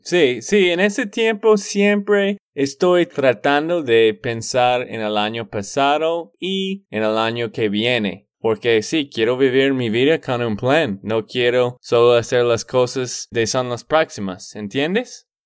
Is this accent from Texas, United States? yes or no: yes; Texas, United States; de Texas, Estados Unidos.